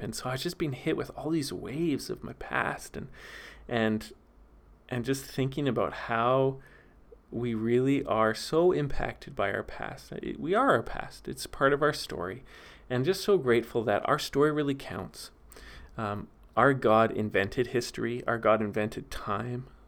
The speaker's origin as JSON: {"language": "English", "town": "Vernon", "region": "British Columbia", "country": "Canada", "tie": "born or raised there", "moved": "yes", "said": "the city I'm from, Vernon, B C"}